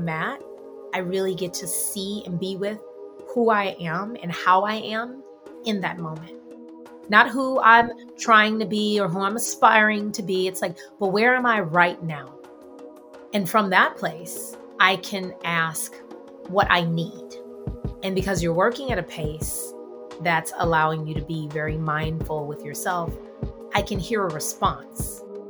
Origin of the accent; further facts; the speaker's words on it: Houston, Texas, United States; now in New York, United States; but I am from Houston, Texas. So I'm Texan, which is an identity I still hold near and dear, regardless of whether or not I always agree with everything that's going on in my home state. Born and raised in Houston, oldest of four children.